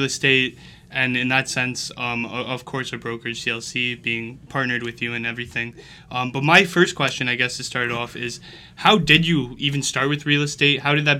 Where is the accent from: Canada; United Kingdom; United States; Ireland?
Canada; Oshawa, Ontario; I myself growing up in Oshawa, it's a small city, I guess you could say, right?